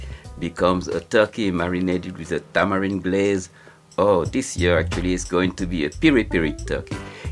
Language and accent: English; Senegal; I'm a chef from Senegal